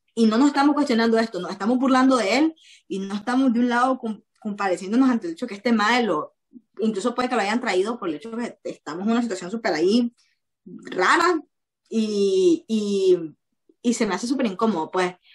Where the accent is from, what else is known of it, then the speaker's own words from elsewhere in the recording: Nicaragua; moved away; podría estar en mi país con una carrera universitaria como debería ser